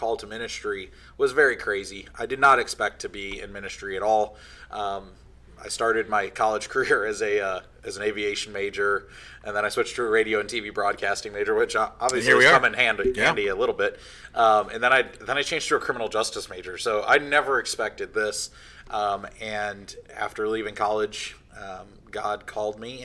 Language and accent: English; near Chicago, Illinois, United States; I'm from Illinois, near the Chicago area